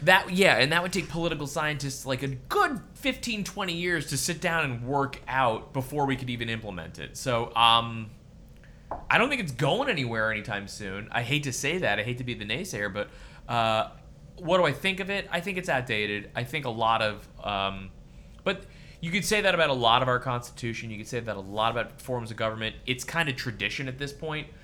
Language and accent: English; Coral Springs, Florida, United States; coming out of Parkland, my hometown, uh, Coral Springs, it's a big suburb.